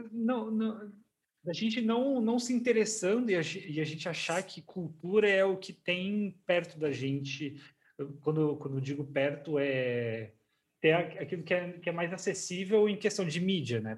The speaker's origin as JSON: {"language": "Portuguese", "region": "South Region", "country": "Brazil", "tie": "born or raised there", "said": "eu nasci e cresci no Sul."}